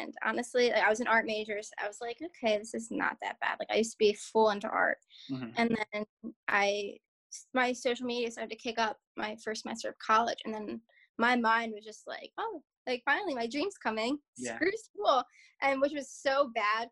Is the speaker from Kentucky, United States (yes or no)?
no; Philadelphia suburbs, Pennsylvania, United States; accent: Philly; we moved to the suburbs when I was like 3